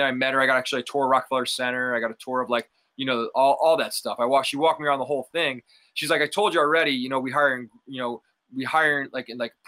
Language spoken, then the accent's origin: English; Scranton, Pennsylvania, United States; moved away as an adult; also born or lived in Staten Island, New York City; now in San Diego, United States; I'm from originally Staten Island, New York City. But I grew up in Scranton, Pennsylvania